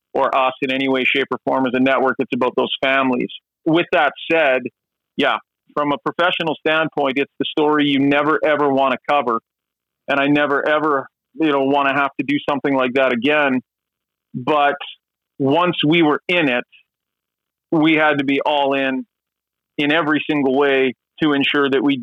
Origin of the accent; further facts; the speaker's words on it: Canada; also born or lived in Edmonton, Alberta / Prince George, British Columbia / Sherwood Park, Alberta / Kamloops, British Columbia; I was born in Edmonton, but I actually spent 10 years in Prince George